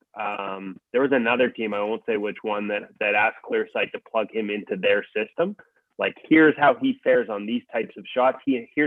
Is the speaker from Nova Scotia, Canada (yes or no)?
no; Whitehorse, Yukon, Canada; now in Vancouver, Canada; I was born in Whitehorse, Yukon, but yeah, Vancouver's been home for a long time.